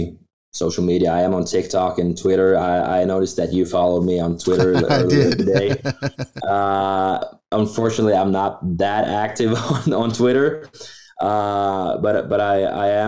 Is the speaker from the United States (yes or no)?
no; Norway; Here in Norway